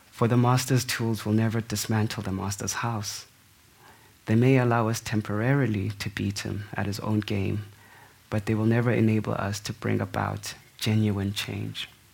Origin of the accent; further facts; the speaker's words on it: South Africa; as a South African